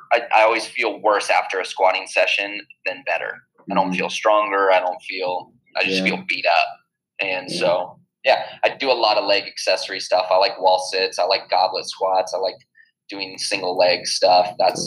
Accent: California, United States; 20 miles off of Malibu, and so being in the water, I was comfortable with.

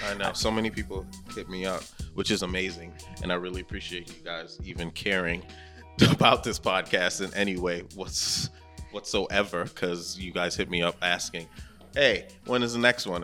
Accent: New York, United States; I am a New Yorker

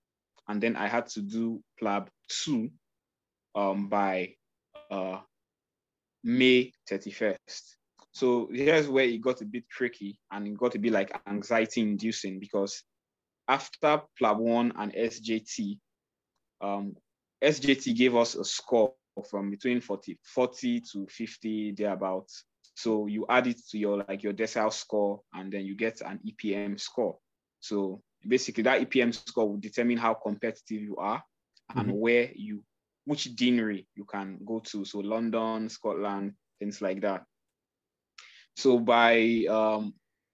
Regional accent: Nigeria; I'm Nigerian

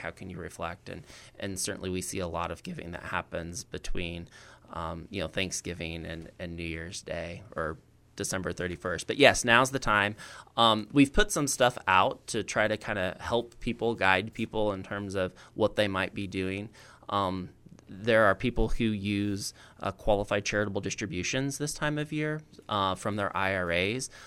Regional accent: Roseville, Illinois, United States; I'm originally from Roseville

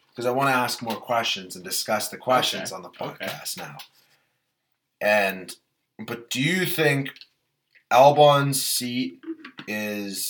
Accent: Canada; we're Canadian

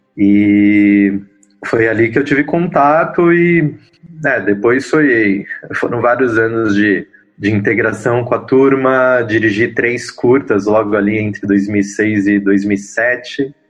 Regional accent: São Paulo, Brazil; Eu sou um paulistano, nascido e criado em São Paulo, sou da Zona Leste, Vila Formosa

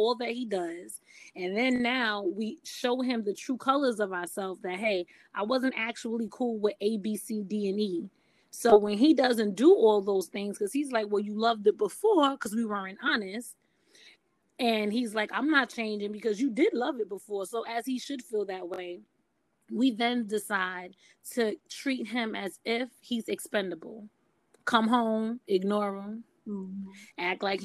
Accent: New York City, New York, United States; growing up in Brooklyn, New York, and seeing my mothers and aunts

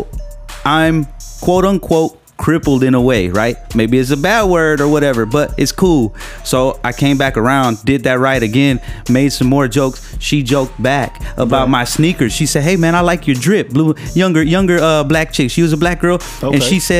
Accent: Long Beach, California, United States; accent: a little hood; I grew up in the Carmelitos

